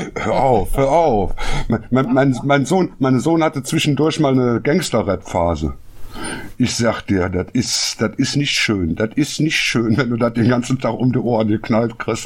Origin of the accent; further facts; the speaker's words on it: Düsseldorf, North Rhine-Westphalia, Germany; als Düsseldorfer